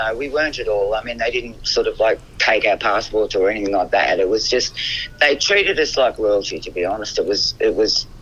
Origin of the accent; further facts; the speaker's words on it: Melbourne, Victoria, Australia; also born or lived in Essendon; My parents were Estonian. I was born in Melbourne.